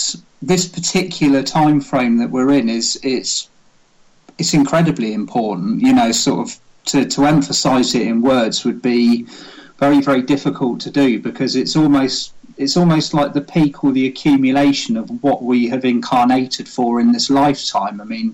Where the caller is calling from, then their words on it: Wimborne, South West England, United Kingdom; I am speaking from my office in my house in Wimborne.